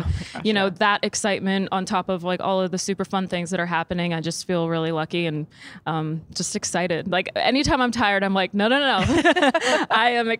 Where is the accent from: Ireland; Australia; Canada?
Canada; Saskatchewan; now in Nashville, United States; I'm from Saskatchewan